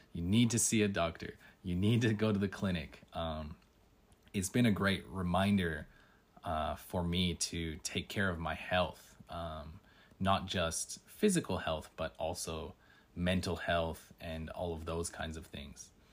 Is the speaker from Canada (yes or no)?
yes; Canada; moved away as an adult; now in Tokyo, Japan; I'm from Canada